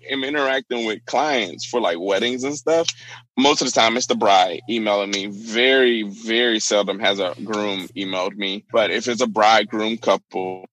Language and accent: English; Alabama, United States; moved away; growing up in the South, I'm from Alabama originally in a small town.